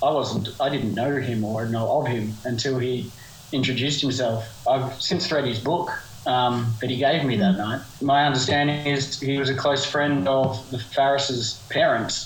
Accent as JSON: {"language": "English", "town": "Geelong", "region": "Victoria", "country": "Australia", "tie": "born or raised there", "also_born_or_lived": "Perth", "moved": "as an adult", "lives_now": "Sydney, Australia", "said": "I'm actually from Geelong"}